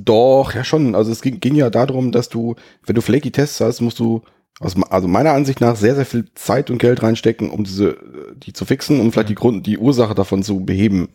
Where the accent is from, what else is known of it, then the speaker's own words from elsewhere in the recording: Germany; from, from the Germany